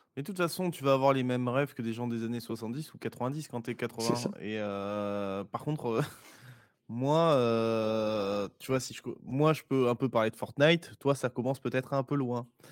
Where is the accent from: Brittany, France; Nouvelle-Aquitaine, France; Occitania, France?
Nouvelle-Aquitaine, France; Bergerac; je viens d'une petite ville assez bucolique de Dordogne qui s'appelle Bergerac